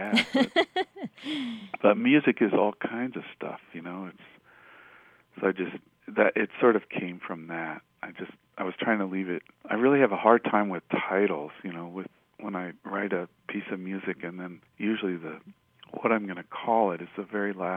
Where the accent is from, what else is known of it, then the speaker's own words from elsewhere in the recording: Denver, Colorado, United States; moved away as an adult; also born or lived in Greeley, Colorado; I grew up in Denver